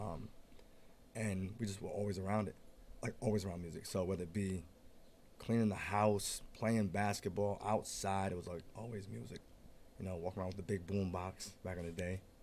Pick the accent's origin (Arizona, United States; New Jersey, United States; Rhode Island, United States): Rhode Island, United States; East Providence; born and raised in East Providence. Born and raised.